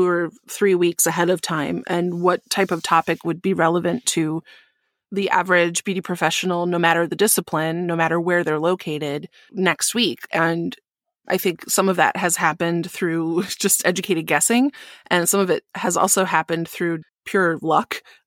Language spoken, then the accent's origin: English; Midwest, United States; accent: Midwest; Well, I got married this year, and my Midwest accent just came out strong.